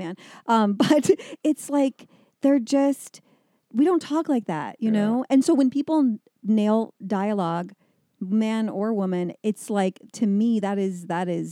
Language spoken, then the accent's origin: English; Midwest, United States; moved away; we come from the Midwest